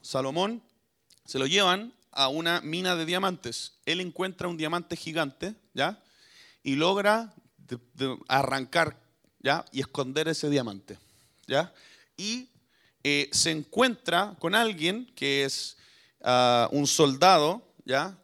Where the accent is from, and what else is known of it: Chile